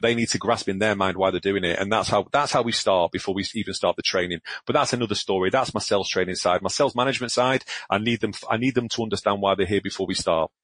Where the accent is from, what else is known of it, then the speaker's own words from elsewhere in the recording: Glasgow, Scotland, United Kingdom; I'm a northerner. I was born in Glasgow